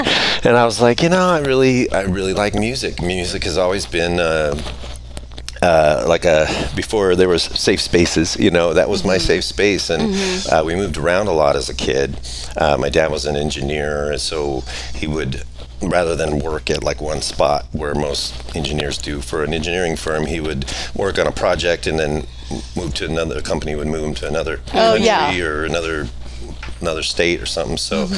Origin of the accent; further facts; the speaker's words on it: Colorado, United States; born there; I was born in Colorado